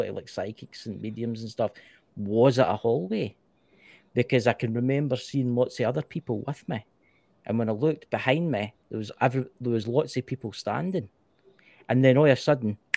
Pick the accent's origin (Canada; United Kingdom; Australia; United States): United Kingdom; Scotland; I was born in Scotland